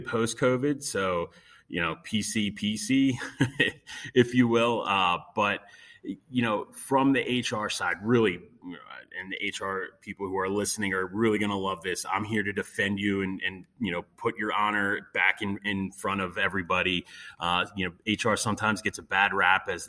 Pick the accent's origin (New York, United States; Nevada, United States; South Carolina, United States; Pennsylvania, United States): Pennsylvania, United States; Montgomery County; also born or lived in Chester County, Pennsylvania; I am born and raised here in Pennsylvania. I grew up in Montgomery County